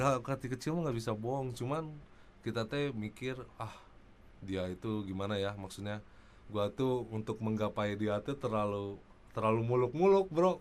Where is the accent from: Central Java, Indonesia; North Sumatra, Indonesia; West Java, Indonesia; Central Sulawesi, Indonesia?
West Java, Indonesia; Bandung; gua mah dari Buah Batu gitu, ke Karapitan, jalan kaki tiap pulang